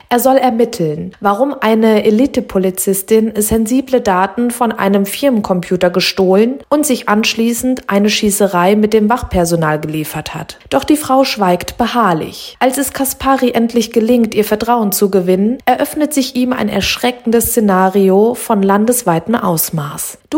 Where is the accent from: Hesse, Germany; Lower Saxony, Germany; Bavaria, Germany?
Hesse, Germany; Main-Kinzig-Kreis; dieser Roman spielt hier in meiner Heimat und ich liebe es sehr.